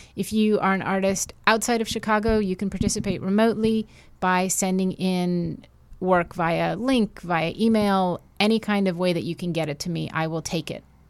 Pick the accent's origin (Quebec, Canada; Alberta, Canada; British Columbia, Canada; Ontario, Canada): Quebec, Canada; Montreal; moved away; also born or lived in New York; I'm from Montreal